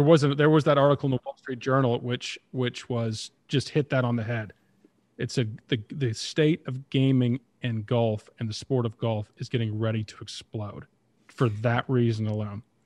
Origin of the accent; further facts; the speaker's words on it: Toronto, Ontario, Canada; growing up in Toronto, being a Leafs fan, that's all it took when I was, you know, ten, twelve, thirteen years old